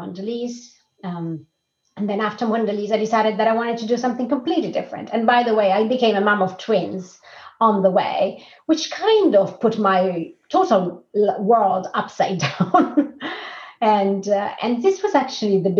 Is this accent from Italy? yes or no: yes; Rome, Lazio, Italy; moved away as an adult; also born or lived in Lausanne, Switzerland / Austria / Zurich, Switzerland; now in Sweden; I'm originally from Rome. I left Rome in 2004 and started living abroad